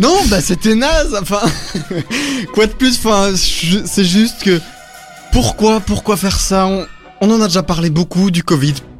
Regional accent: Belgium; on est des Belges moyens

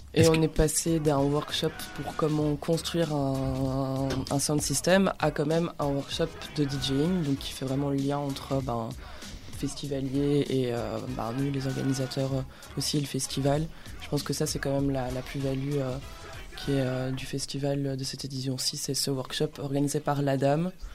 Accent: Brussels, Brussels-Capital Region, Belgium; je suis bruxelloise.

